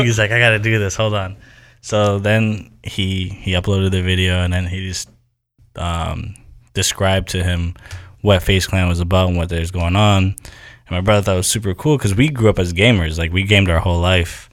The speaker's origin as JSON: {"language": "English", "town": "Haverhill", "region": "Massachusetts", "country": "United States", "tie": "born or raised there", "said": "my hometown, Haverhill, where I grew up."}